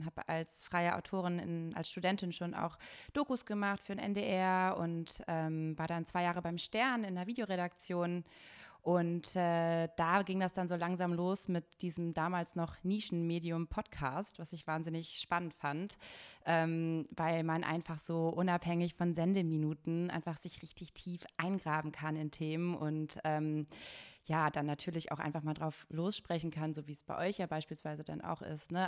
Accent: Bielefeld, North Rhine-Westphalia, Germany; moved away as an adult; now in Hamburg, Germany; ich bin aus Bielefeld

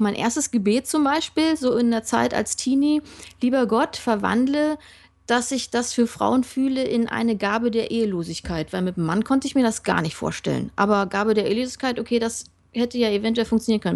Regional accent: Berlin, Germany; Ja, ich komme aus dem Osten, bin dort in einer Baptistengemeinde groß geworden

